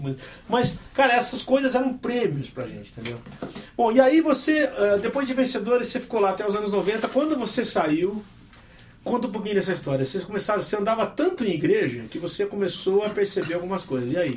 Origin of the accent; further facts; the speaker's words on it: Brazil; eu sou brasileiro